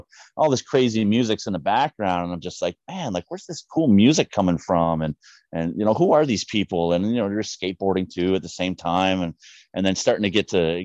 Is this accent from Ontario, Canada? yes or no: yes; Niagara Falls, Ontario, Canada; also born or lived in St. Catharines, Ontario; I was born in St. Catharines, but ended up moving out to the Falls. And it was like my second year of grade four when they used to fail people. So yeah, I was in Niagara Falls the whole time.